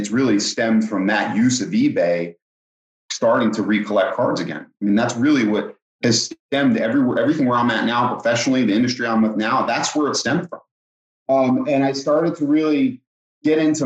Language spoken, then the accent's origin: English; Philadelphia area, New Jersey, United States; I grew up in New Jersey, Philadelphia area.